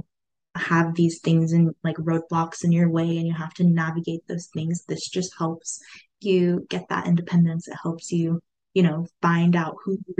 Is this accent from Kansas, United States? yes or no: no; Turlock, California, United States; I've been in Turlock like all my life